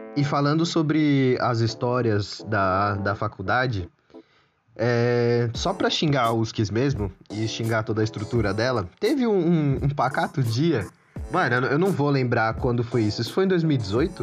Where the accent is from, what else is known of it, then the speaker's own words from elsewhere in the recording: Santo André, São Paulo, Brazil; eu sou de, de Santo André